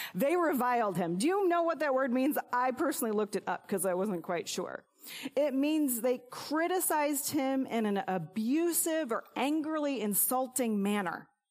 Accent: Illinois, United States; moved away; my alma mater in my hometown

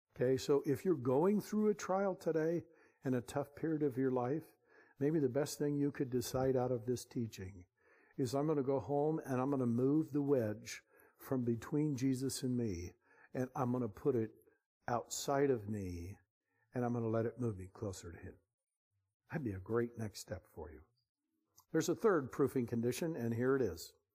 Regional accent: Bay Area, California, United States; We're from the Bay Area

